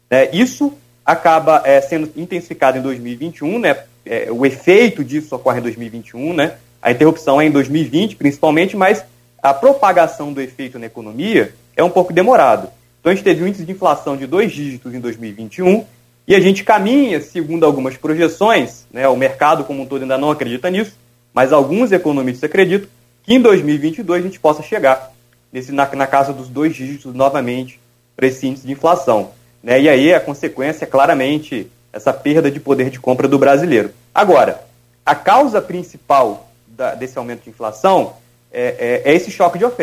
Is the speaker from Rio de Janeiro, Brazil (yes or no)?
yes; Espírito Santinho, Rio de Janeiro, Brazil; sou de Espírito Santinho, ali perto de Santa Maria.